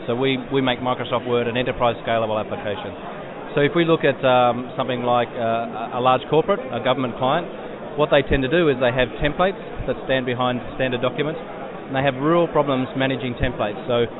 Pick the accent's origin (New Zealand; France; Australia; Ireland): Australia; Canberra, Australian Capital Territory; Well, I come from Canberra, so I tend to follow rugby